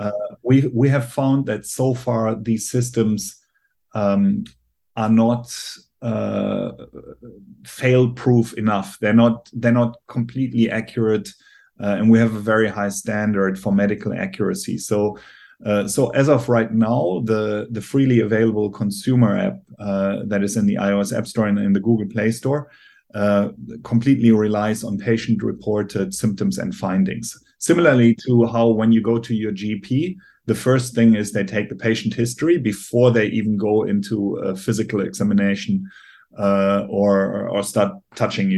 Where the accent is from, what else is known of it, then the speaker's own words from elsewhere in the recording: Germany; accent: German; English is a second language; I'm obviously from Germany, as you can hear by my accent